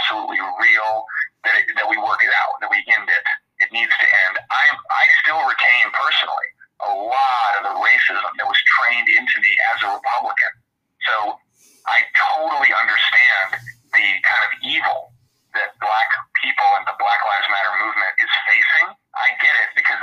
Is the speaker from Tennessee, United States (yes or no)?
no; Texas, United States; moved away; I'm from Texas originally